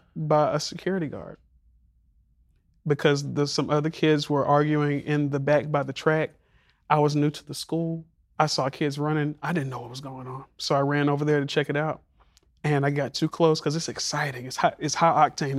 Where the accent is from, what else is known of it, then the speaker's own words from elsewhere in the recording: Montgomery, Alabama, United States; moved away; growing up in Montgomery